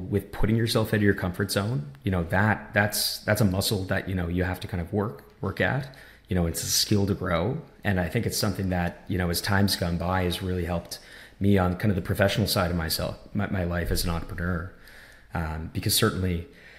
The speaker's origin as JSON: {"language": "English", "region": "small town on the East Coast of Canada", "country": "Canada", "tie": "born or raised there", "said": "growing up in Canada in a lot of ways, especially in a small town like where I'm from on the East Coast"}